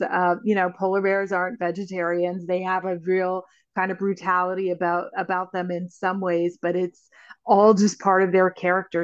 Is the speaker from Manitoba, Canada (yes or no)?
no; Northwest Territories, Canada; I grew up in the Northwest Territories